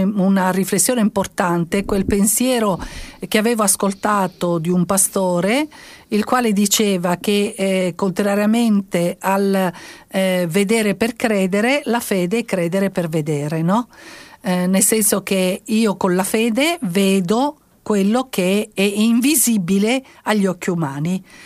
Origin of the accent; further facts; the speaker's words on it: Sicily, Italy; come siciliana